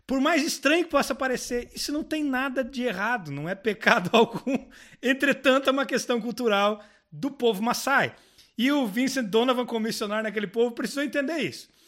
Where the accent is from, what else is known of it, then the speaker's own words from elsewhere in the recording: Brazil; now in Portugal; talvez como brasileiros...